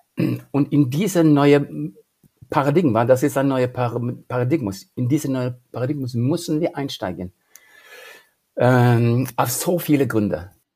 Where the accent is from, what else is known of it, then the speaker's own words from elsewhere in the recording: Norway; German is a second language; now in Germany; ich bin äh, in Norwegen aufgewachsen